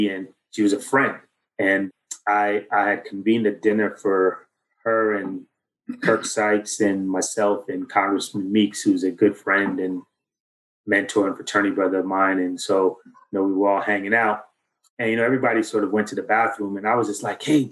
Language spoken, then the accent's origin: English; New York City, New York, United States; growing up in Flatbush in Queens, and going to high school in Southside, Queens